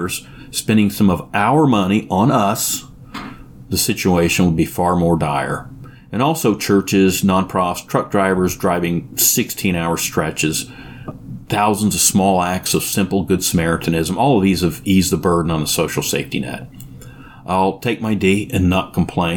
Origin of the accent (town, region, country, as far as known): United States